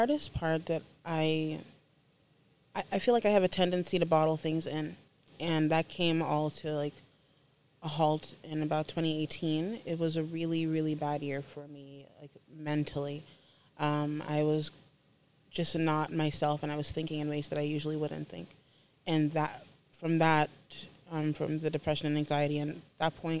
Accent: Haiti; now in Orlando, United States; I am from Haiti originally.

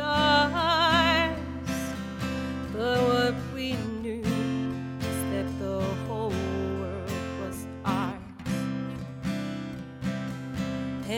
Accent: Nashua, New Hampshire, United States; I am from Nashua, New Hampshire.

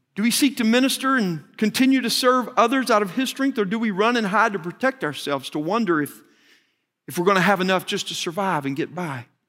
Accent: Arkansas, United States; moved away as an adult; now in Texas, United States; I grew up in Arkansas

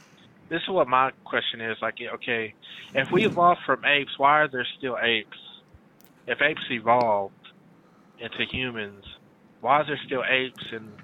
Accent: Texas, United States; I'm from Texas.

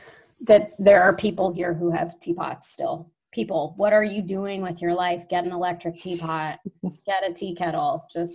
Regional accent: Midwest, United States; So we're both from the Midwest.

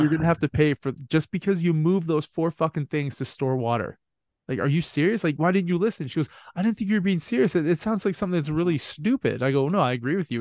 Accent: Canada; I'm from Canada

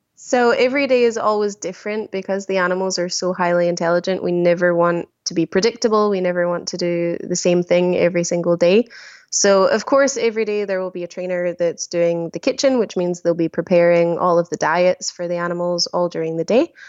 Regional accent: small village just outside Glasgow, Scotland, United Kingdom; moved away as an adult; now in Antibes, France; a very small village. Um, just outside of the main city of Glasgow. I live a very small countryside farmer village, uh, yeah, where I grew up.

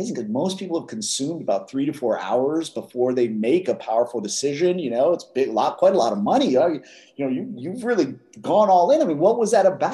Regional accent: Philadelphia, Pennsylvania, United States; I grew up in West Philadelphia

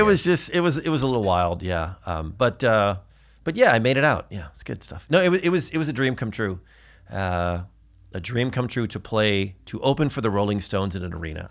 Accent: Newport Beach, California, United States; we're from Newport Beach

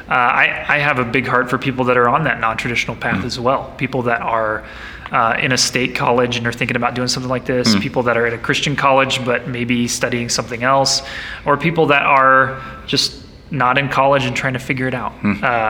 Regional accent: Nebraska, United States; now in Longmont, United States; I grew up in Nebraska, now live in Longmont, Colorado

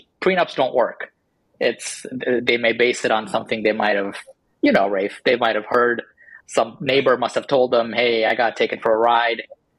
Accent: Ontario, Canada; now in United States; I'm actually a Canadian. Oh. And originally from a suburb of Toronto, Canada. So lost the accent over the years, though.

